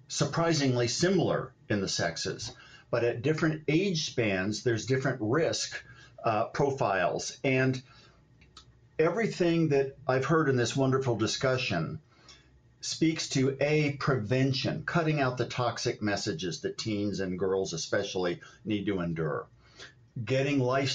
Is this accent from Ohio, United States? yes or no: yes; Ohio, United States; moved away as an adult; also born or lived in Los Angeles, California; I grew up in Ohio, and I went to grad school, a little school called UCLA